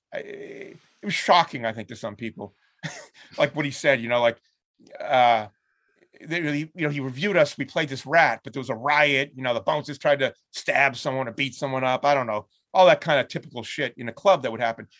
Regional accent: Lynn, Massachusetts, United States; There's this club in my hometown

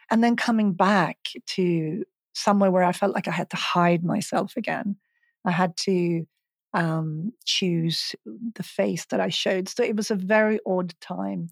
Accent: Stockholm, Stockholm County, Sweden; moved away as an adult; also born or lived in Los Angeles; I'm from Sweden, I'm from Stockholm

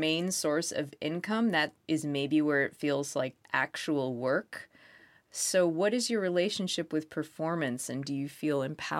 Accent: Lynn, Massachusetts, United States; I'm from Lynn.

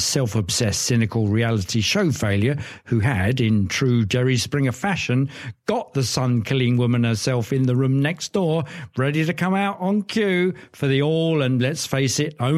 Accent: United Kingdom; being British and being brought up on a diet of cryptic crosswords, Lewis Carroll and anagrams

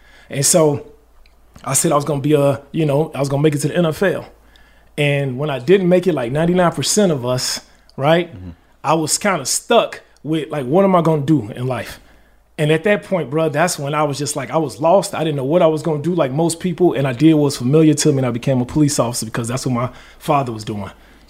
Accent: Chicago, Illinois, United States; I'm from Chicago, born and raised.

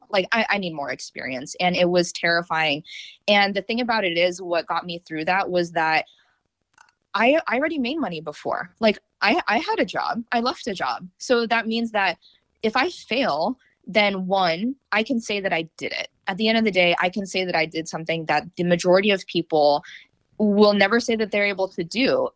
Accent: North Idaho, United States; also born or lived in North Carolina; now in Raleigh-Durham, United States; I grew up in North Idaho

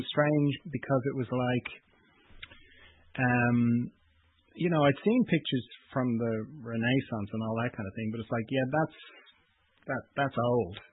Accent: Ireland; I'm from Ireland

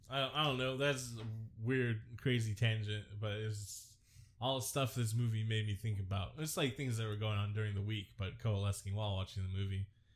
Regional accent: Ireland; And so, yeah, it's cool to be Irish. I like being Irish.

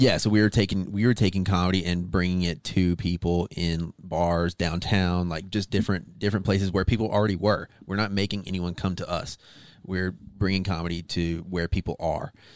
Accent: Arkansas, United States; moved away; also born or lived in Las Vegas; I'm from Arkansas originally

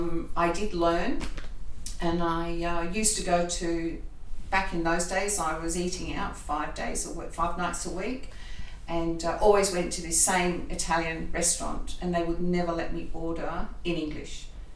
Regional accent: Australia; accent: Australian; But my impediment is my Australian accent.

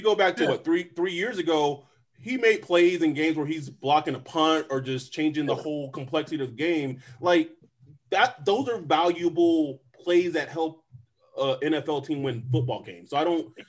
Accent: Lubbock, Texas, United States; now in Southern California, United States; I'm from Lubbock, and that's a college town

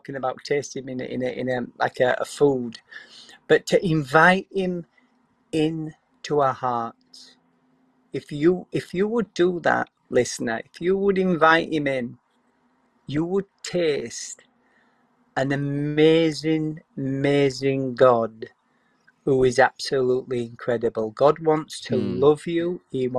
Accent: Yorkshire and the Humber, United Kingdom; moved away; I come from West Yorkshire originally

